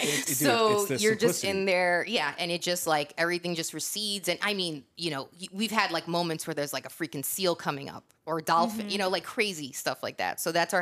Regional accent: Northeast, United States; And I'm from the Northeast, but there is nothing like the Pacific Ocean.

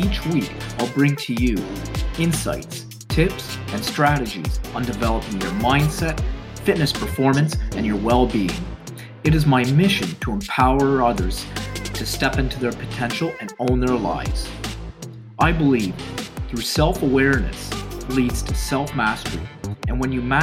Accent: Ontario, Canada; I was born in Ontario, Canada, and I currently reside here.

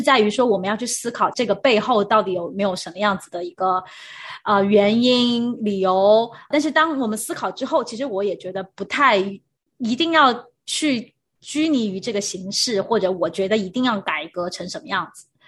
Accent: China; now in Taiwan; 因为我是大陆的背景

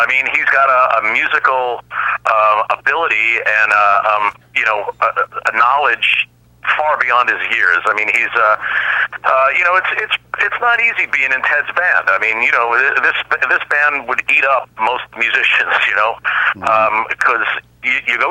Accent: Long Island, New York, United States; I grew up in Long Island in New York

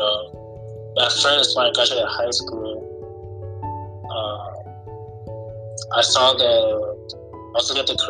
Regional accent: Boston, Massachusetts, United States; I'm from Boston, Massachusetts

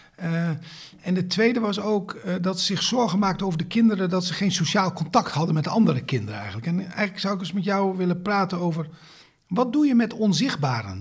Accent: Netherlands; wij als Nederlanders

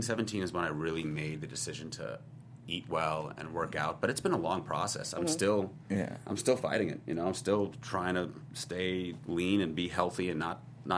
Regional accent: New York, United States; now in Los Angeles, United States; I'm a New Yorker

